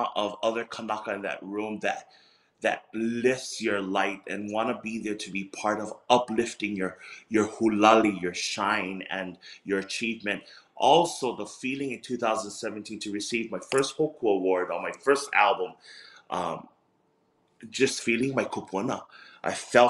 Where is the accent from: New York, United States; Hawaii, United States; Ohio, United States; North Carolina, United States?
Hawaii, United States; Hilo; I'm still that kid from Hilo, the homestead, guava trees, rotten guavas, where I threw rotten guavas to my siblings when they irritated me